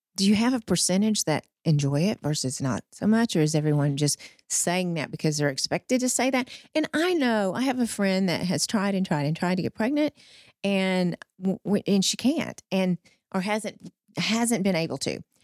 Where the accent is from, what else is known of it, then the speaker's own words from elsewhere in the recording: Wortham, Texas, United States; moved away as an adult; also born or lived in Austin; now in Fort Worth, United States; I grew up in Wortham, which is, but, oh gosh, it's It's, it's in the tri-county area, Freestone County, halfway between Houston and Dallas